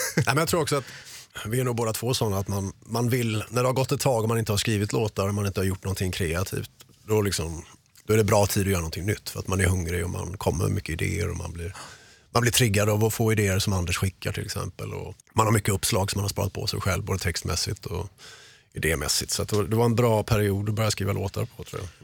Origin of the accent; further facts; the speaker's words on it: Mölndal, Västra Götaland, Sweden; moved away as an adult; also born or lived in Gothenburg; de flesta gamla polare är ju kvar i Göteborg eller Mölndal, där jag är ifrån